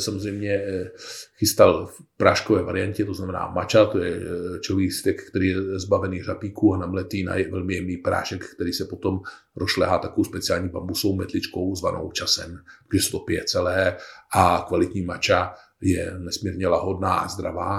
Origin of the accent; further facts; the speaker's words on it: Bohemia, Czechia; u nás v Čechách